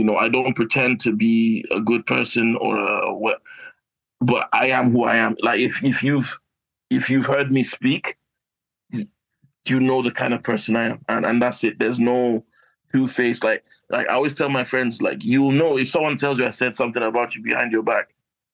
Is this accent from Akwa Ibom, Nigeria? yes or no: no; Kaduna, Kaduna State, Nigeria; also born or lived in Croydon, South London; now in United Kingdom; my hometown of Kaduna, Northern Nigeria